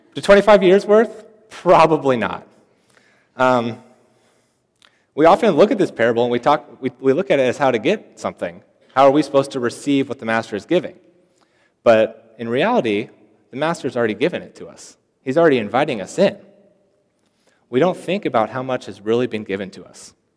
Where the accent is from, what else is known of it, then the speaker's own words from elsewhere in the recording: Seattle, Washington, United States; moved away as an adult; I come all the way from Seattle, Washington, so that's kind of far away.